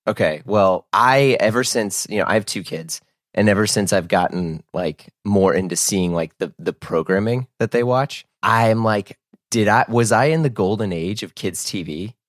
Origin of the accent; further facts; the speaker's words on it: St. Louis, Missouri, United States; I grew up in Saint Louis, Missouri